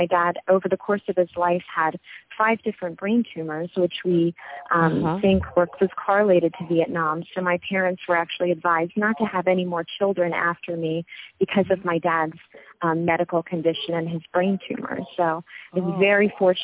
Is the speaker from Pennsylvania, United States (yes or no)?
yes; Abington, Pennsylvania, United States; I was born in Abington, Pennsylvania, which is right outside of Philadelphia